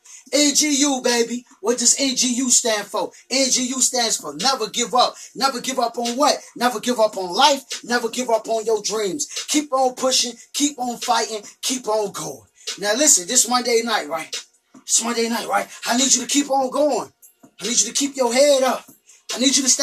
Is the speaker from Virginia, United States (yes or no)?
yes; Richmond, Virginia, United States; come back to my hometown, Richmond